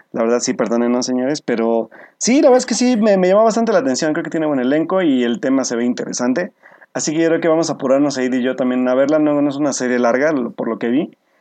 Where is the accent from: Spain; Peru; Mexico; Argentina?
Mexico